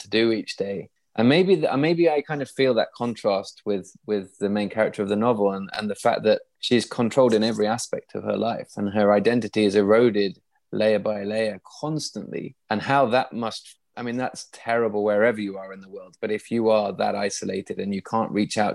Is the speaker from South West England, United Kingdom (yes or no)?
no; East Midlands, United Kingdom; I was brought up in the East Midlands on the edge of the Fens.